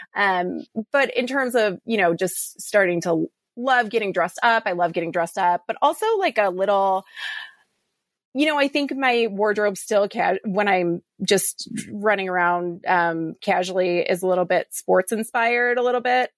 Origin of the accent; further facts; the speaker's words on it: Detroit, Michigan, United States; also born or lived in Chicago, Illinois; now in Austin, United States; I just moved to Austin from Chicago, and I'm originally from Detroit